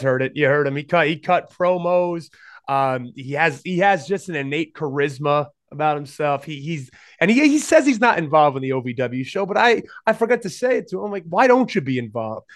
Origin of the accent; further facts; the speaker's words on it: Rhode Island, United States; growing up in Rhode Island. So we're both from, both from Rhode Island